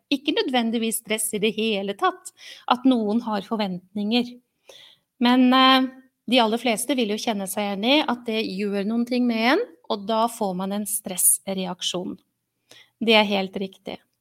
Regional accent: Oslo, Norway; moved away as an adult; also born or lived in Mysen; now in Halden, Norway; Har eh, bodd i Oslo i min oppvekst og tidlig voksen alder

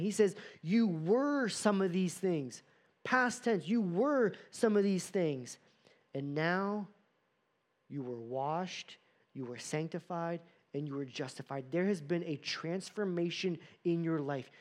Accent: United States; American Christians

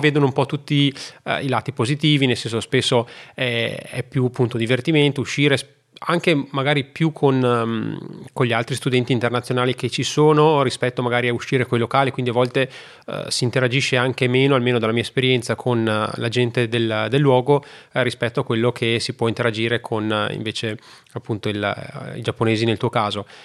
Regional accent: Italy; moved away as an adult; also born or lived in China; sono tornato poi nel mio paese

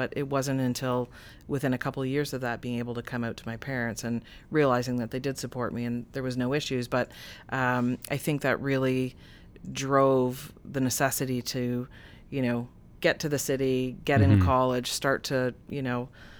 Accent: Oshawa, Ontario, Canada; Again, growing up in Oshawa, being fearful of how my parents, my friends, my family would react to that.

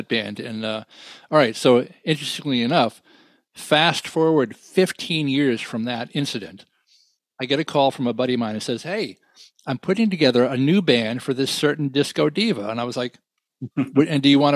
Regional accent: New York, United States; I said, New York

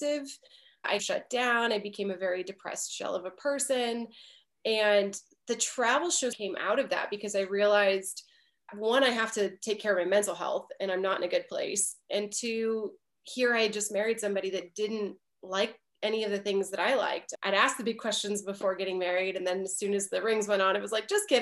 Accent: Michigan, United States; moved away as an adult; also born or lived in Nashville / Los Angeles; I'm originally from Michigan

